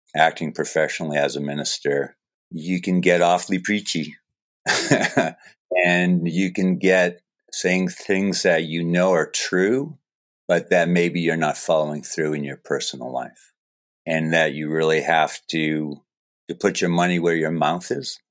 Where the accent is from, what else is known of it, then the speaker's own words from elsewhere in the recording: Falmouth, Maine, United States; moved away; I grew up in Falmouth